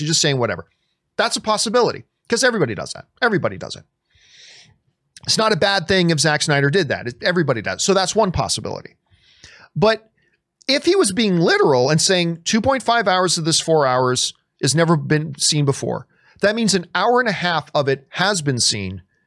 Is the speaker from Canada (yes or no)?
yes; Canada; I'm Canadian